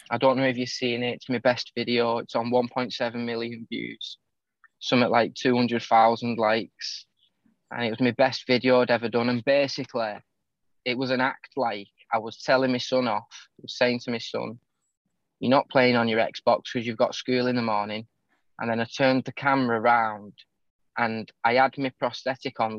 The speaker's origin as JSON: {"language": "English", "town": "St Helens", "region": "North West England", "country": "United Kingdom", "tie": "born or raised there", "said": "my hometown, St. Helens, where I live in the northwest of England"}